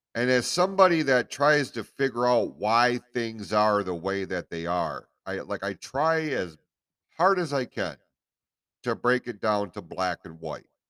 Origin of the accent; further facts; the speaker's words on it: United States; as American citizens